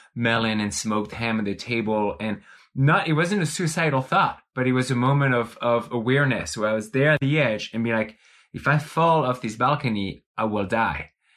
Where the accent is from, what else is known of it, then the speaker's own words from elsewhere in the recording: France; now in Bend, United States; growing up in France, you, you are, you are immersing existentialist ideas from an early age